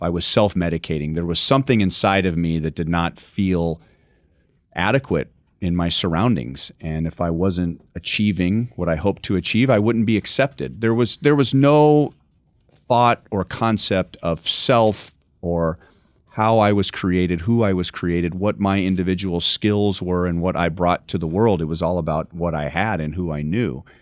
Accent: Los Angeles, California, United States; I grew up in Los Angeles

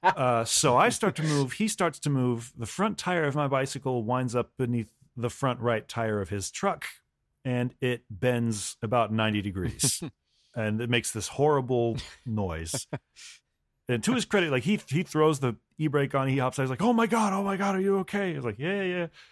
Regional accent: United States; as an American

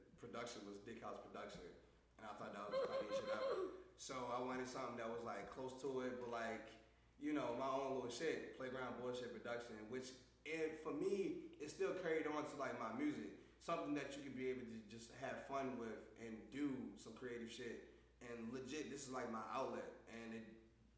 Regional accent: Baltimore, Maryland, United States; moved away; also born or lived in Jackson Wood; I'm originally from Baltimore

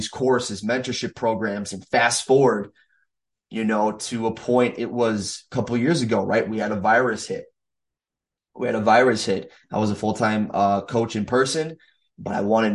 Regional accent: Minnesota, United States; not only coach here in my hometown or in the states of Minnesota where I live

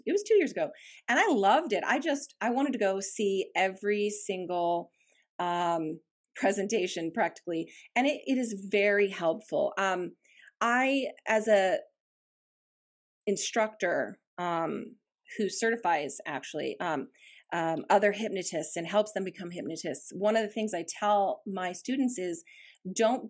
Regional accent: Bozeman, Montana, United States; moved away as an adult; now in Boise, United States; I did grow up in that beautiful setting

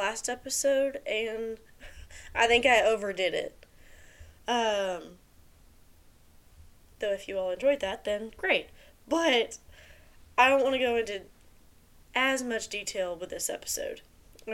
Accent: the South, United States; accent: southern; my southern accent

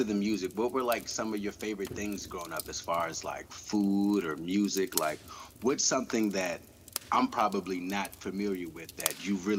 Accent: United States; that's so interesting because as a Black American, it's always been the exact opposite.

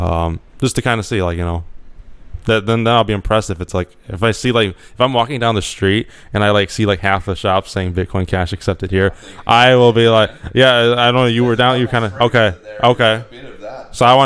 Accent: United States; I'm American

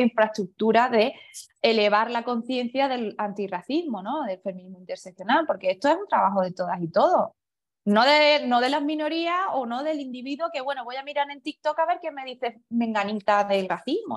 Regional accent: Spain; me defino como española, pero no mucho, soy de ascendencia china

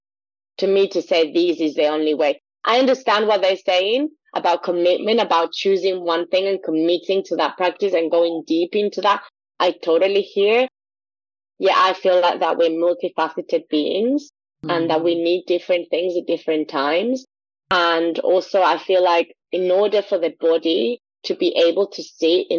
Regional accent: Quito, Pichincha, Ecuador; now in United Kingdom; being from Ecuador, growing up in Ecuador

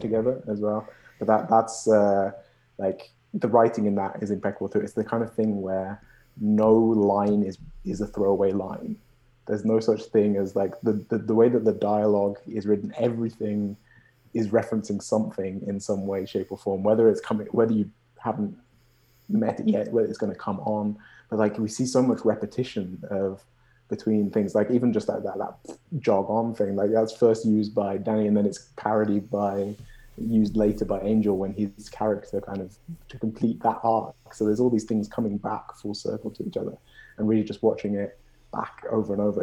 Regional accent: Birmingham, West Midlands, United Kingdom; moved away as an adult; now in Montreal, Canada; I'm from Birmingham

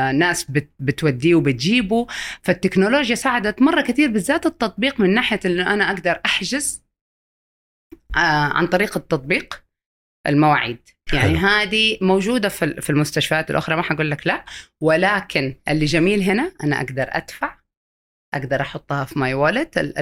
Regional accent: Saudi Arabia; عندنا في السعوديه

